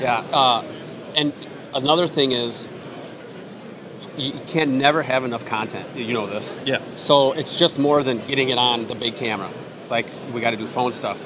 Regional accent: Iowa, United States; moved away; also born or lived in Wisconsin; I grew up in Iowa.

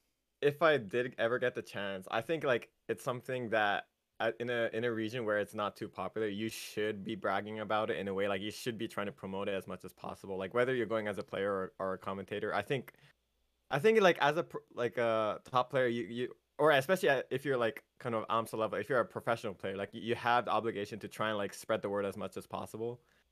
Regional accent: United Kingdom; They have to remember that I'm actually British sometimes.

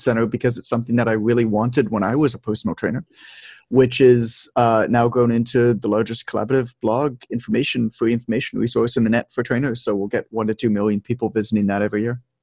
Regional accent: Toronto, Ontario, Canada; moved away as an adult; now in Mexico; I'm from Toronto, Canada, uh, but I've lived abroad a lot. Like I'm living in Mexico right now

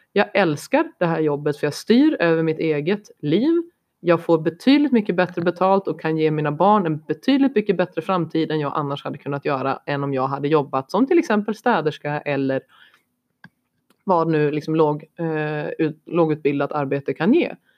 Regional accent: Sweden; moved away; Jag är svensk, jag ser utifrån svenskt perspektiv.

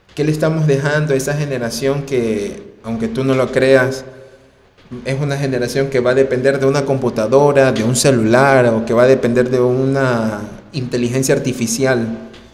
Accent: Ecuador; En mi país, personalmente yo, en Ecuador

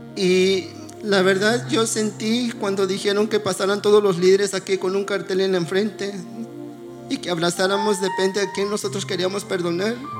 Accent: Oaxaca, Mexico; moved away; Nosotros somos de Oaxaca, este, allá en mi pueblo nosotros vivíamos, pues se puede decir, una vil pobreza

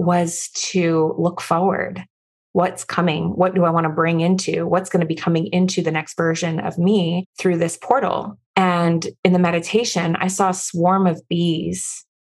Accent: Florida, United States; also born or lived in Midwest; I'm from Florida

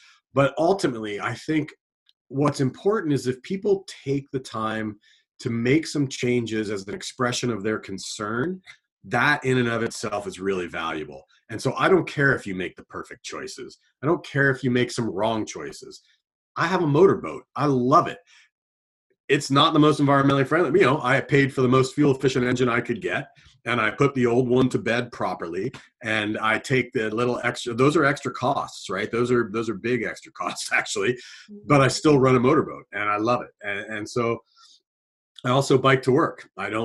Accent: Southern Ohio, United States; moved away; I grew up in a place where nobody thought this way. You know, I come from Southern Ohio

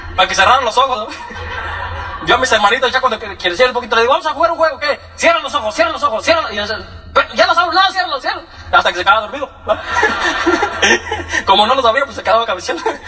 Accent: Michoacán, Mexico; also born or lived in Morelia, Michoacán; Yo, nací en Michoacán, eh, pues muy chiquito nací yo

